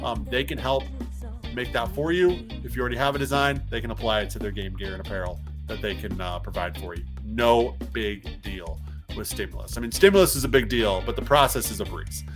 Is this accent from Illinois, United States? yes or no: yes; Moline, Illinois, United States; now in Minnesota, United States; Moline, my hometown